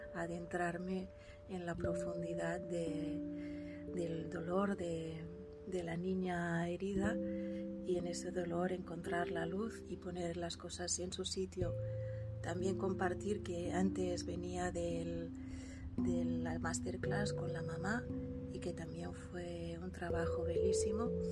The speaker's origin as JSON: {"language": "Spanish", "area": "near Barcelona", "region": "Catalonia", "country": "Spain", "said": "soy de Barcelona, de cerca de Barcelona, Cataluña"}